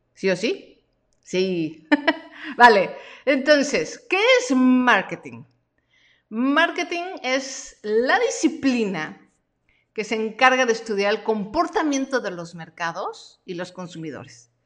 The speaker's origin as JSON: {"language": "Spanish", "country": "Mexico", "tie": "born or raised there", "said": "yo nací en México y me gusta el taco y me gusta el chile y soy bien mexicana"}